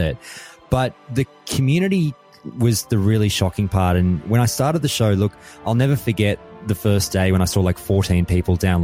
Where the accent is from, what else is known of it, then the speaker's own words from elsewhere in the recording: Australia; being an Australian